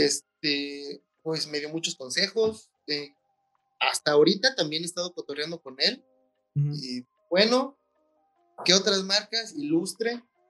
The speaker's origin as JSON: {"language": "Spanish", "country": "Mexico", "said": "como mexicanos"}